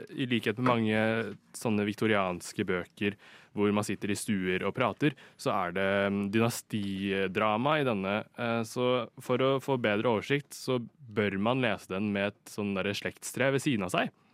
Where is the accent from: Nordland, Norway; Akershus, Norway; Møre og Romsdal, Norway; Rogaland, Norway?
Akershus, Norway; Lørenskog; moved away as an adult; now in Oslo, Norway; jeg er fra Lørenskog